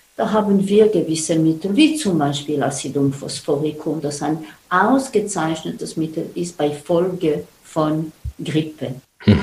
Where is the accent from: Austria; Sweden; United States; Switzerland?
Switzerland; bei uns in der Schweiz